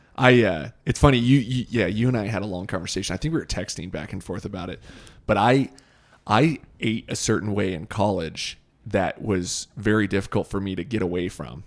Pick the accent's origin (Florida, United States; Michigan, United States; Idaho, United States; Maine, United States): Idaho, United States; Boise; growing up in Boise